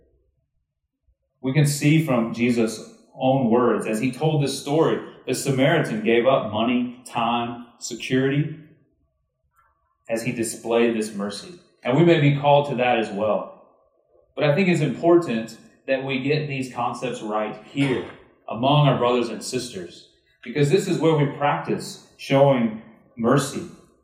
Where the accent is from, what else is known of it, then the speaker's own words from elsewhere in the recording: Texas, United States; I'm from Texas.